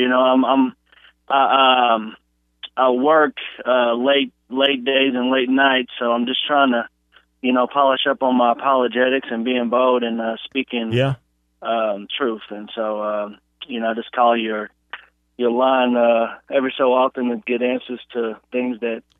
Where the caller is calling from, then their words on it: Brazil, Indiana, United States; I'm calling from Brazil, Indiana.